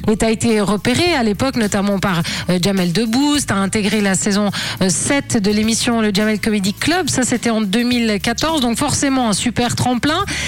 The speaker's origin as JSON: {"language": "French", "country": "Switzerland", "said": "t'es chez nous, en Suisse"}